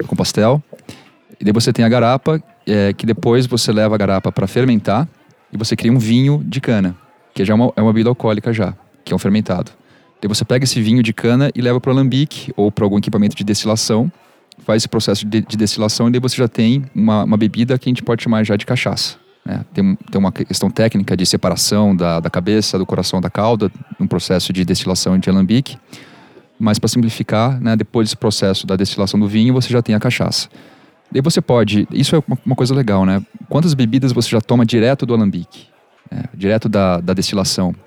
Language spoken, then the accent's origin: Portuguese; Brazil; eu, como brasileiro